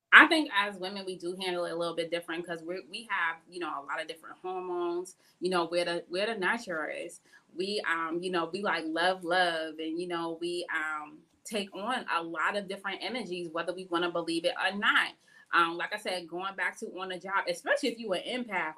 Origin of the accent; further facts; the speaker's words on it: Boston, Massachusetts, United States; moved away; where I was born and raised out in Boston